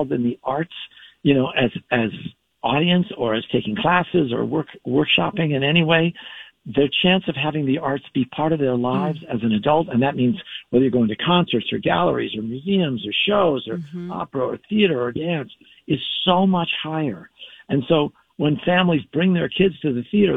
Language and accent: English; Southern California, United States; I grew up in Southern California